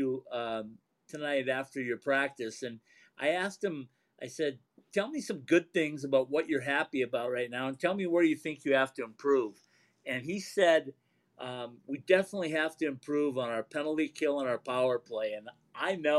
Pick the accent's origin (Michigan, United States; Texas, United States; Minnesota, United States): Minnesota, United States; I'm a Minnesotan